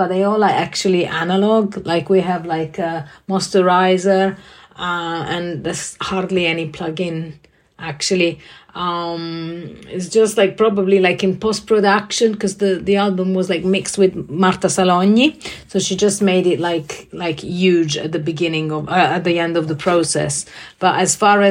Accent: Italy; now in London, United Kingdom; I live in London. I'm originally from Italy

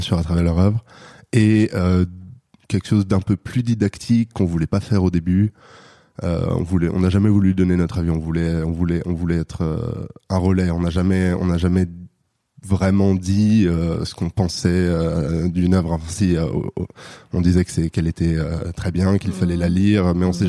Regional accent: Paris, Île-de-France, France; je viens de Paris

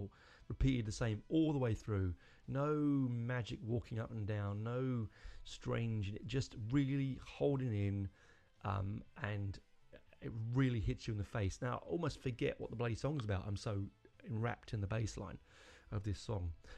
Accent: London, United Kingdom; I'm not born in Romford. I was born in North London, but my family are from the East End.

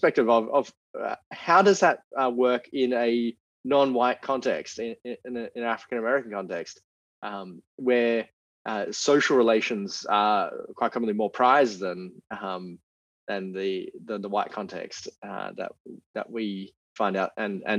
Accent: Australia; So I grew up in Australia.

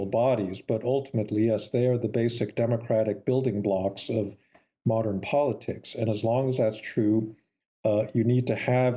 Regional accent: United States; the kind of America that I grew up admiring

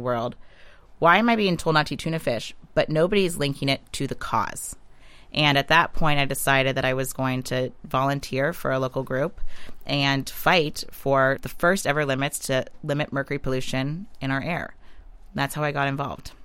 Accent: Western Pennsylvania, United States; I grew up in Western Pennsylvania. I grew up on Lake Erie.

